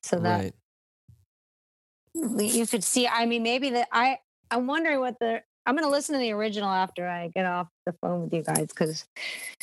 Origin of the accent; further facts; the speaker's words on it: Virginia, United States; I'm from Virginia